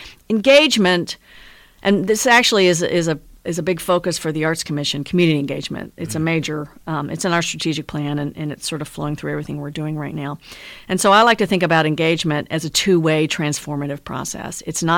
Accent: El Dorado, Arkansas, United States; born there; also born or lived in Shreveport, Louisiana; I was born in El Dorado, Arkansas. Yeah, which is down in the southern part of the state.

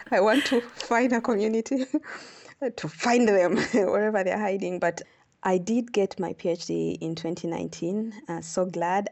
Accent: Uganda; moved away as an adult; now in South Africa; I come from Uganda. I'm an astronomer. I like to say that I'm a Ugandan and an astronomer.

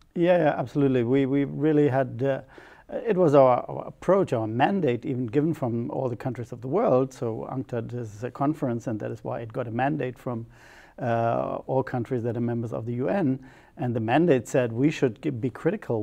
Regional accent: near Ramstein / Baumholder region, Rhineland-Palatinate, Germany; English is a second language; Ramstein is 30 kilometers from my hometown

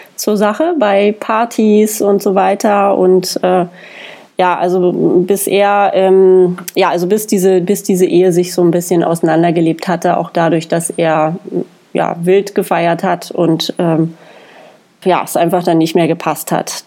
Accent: Germany; als Deutsche

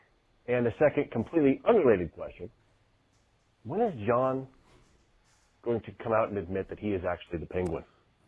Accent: South Dakota, United States; I'm from South Dakota

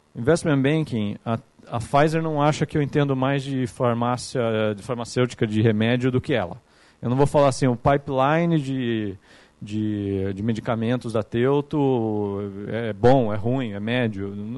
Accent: Capivari, São Paulo, Brazil; moved away as an adult; now in São Paulo, Brazil; eu sou de uma cidade aqui do interior de São Paulo que chama Capivari, que é do lado de Piracicaba

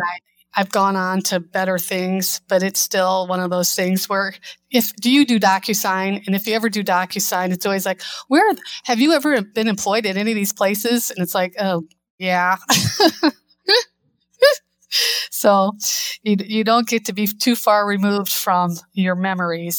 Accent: Northwest Indiana, United States; also born or lived in Chicago; I moved back to my hometown, and working and commuting from Northwest Indiana to Chicago

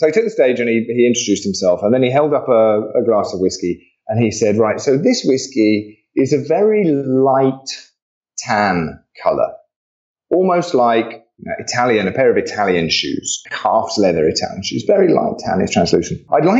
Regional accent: Australia; I'm Aussie, so I'm going to tread on it.

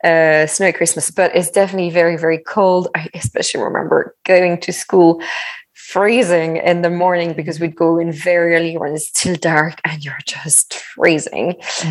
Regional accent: Centre-Val de Loire, France; So I moved a lot, but I always say I'm from the Loire Valley.

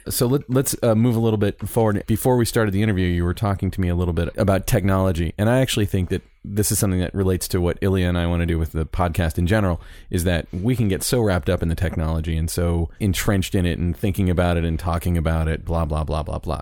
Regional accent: Orlando, Florida, United States; I'm from Orlando

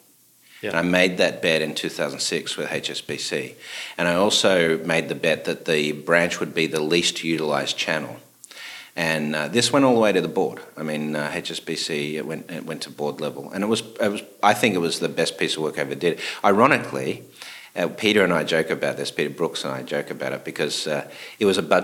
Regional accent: Melbourne, Victoria, Australia; moved away as an adult; also born or lived in Sydney, Australia / New York, United States; now in Connecticut, United States; Melbourne was, when I was growing up, the third largest Greek city by population in the world.

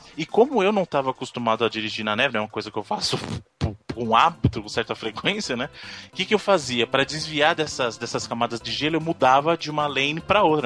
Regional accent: Brazil; eu sou do Brasil, de novo, né, eu sou do Brasil

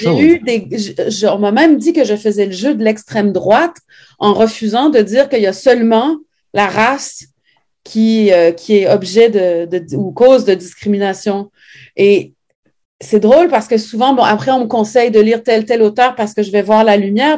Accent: Montreal, Quebec, Canada; also born or lived in Saguenay, Quebec / France; on a quitté le Saguenay pour venir vivre à Montréal quand, en 76 quand j'avais 4 ans

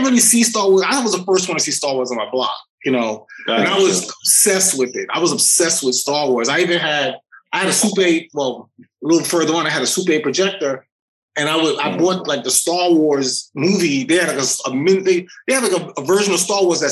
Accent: New York City, New York, United States; moved away as an adult; I grew up in the South Bronx

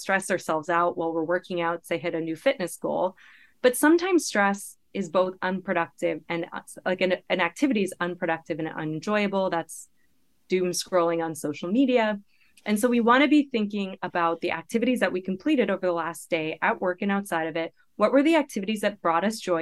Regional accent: Canada; moved away as an adult; now in United States; I had just graduated from, with my P H D from the University of British Columbia in Canada where I grew up.

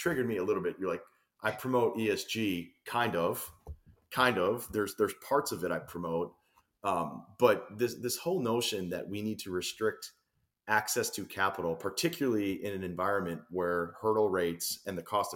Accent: Illinois, United States; moved away as an adult; now in Florida, United States; I'm a transplant to Florida, but I grew up and spent, you know, almost my entire adult life in Illinois

